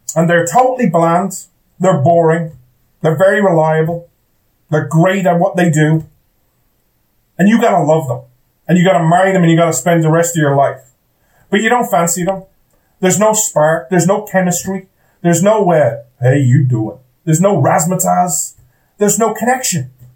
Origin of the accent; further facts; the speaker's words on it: Ireland; I'm an Irish guy